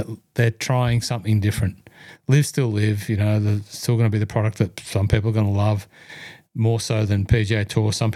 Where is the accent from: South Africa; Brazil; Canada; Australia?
Australia; Hunter Valley, New South Wales; I was from the Hunter Valley